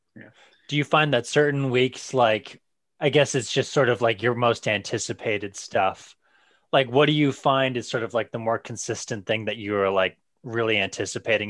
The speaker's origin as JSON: {"language": "English", "region": "Missouri", "country": "United States", "tie": "born or raised there", "said": "I grew up in Missouri, and that was like in this little town"}